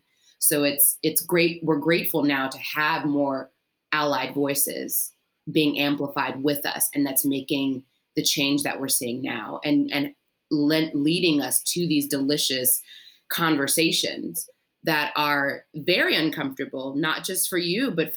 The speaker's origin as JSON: {"language": "English", "region": "Maryland", "country": "United States", "tie": "born or raised there", "also_born_or_lived": "Mississippi / Memphis, Tennessee", "moved": "as an adult", "lives_now": "New York, United States", "said": "I grew up in Maryland in a predominantly white neighborhood and went to predominantly white schools"}